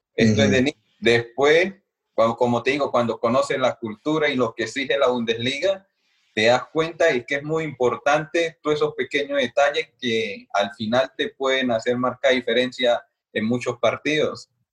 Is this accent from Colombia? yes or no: yes; Colombia; moved away as an adult; also born or lived in Berlin, Germany; como colombianos